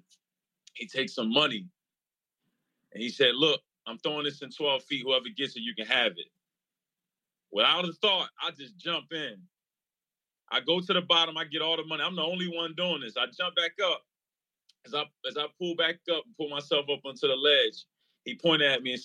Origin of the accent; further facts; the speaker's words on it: New Jersey, United States; also born or lived in Pittsburgh, Pennsylvania; I grew up in New Jersey